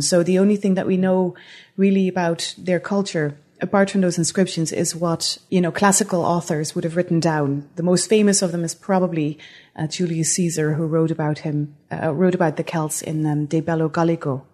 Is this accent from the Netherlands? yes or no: yes; Netherlands; moved away as an adult; also born or lived in Utrecht, Netherlands; now in Antigonish, Canada; that's where I'm from originally. I'm, I'm Dutch.